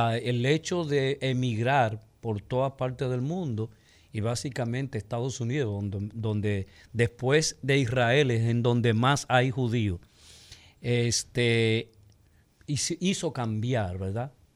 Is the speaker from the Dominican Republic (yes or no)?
yes; Dominican Republic; nosotros es una etnia, la dominicana